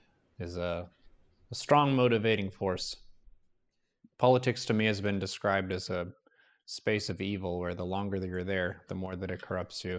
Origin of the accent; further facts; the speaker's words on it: United States; moved away; I didn't really self-identify as an American as a defining aspect in my youth